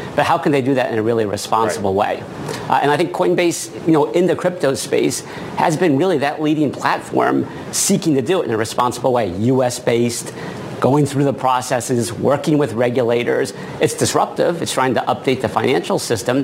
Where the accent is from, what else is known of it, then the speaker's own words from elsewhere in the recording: Maine, United States; I grew up in Maine